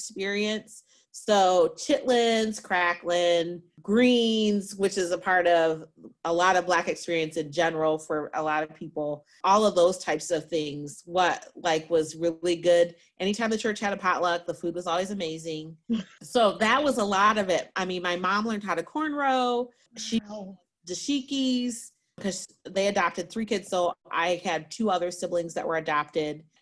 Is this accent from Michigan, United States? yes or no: yes; Detroit, Michigan, United States; I was born in Detroit and was adopted when I was 4 months old.